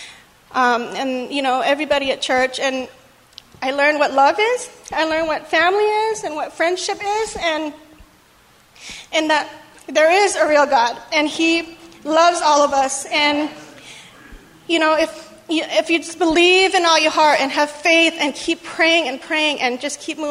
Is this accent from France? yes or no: no; Thailand; moved away; My family, they're all Buddhists, and we're from Thailand